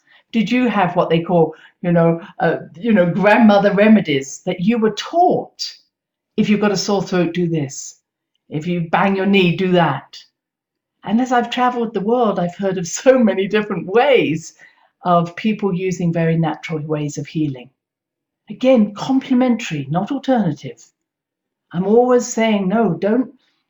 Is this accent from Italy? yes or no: no; United Kingdom; now in United States; But because I came from Britain and we had so much complementary medicine available, I hadn't known about what had happened here in America.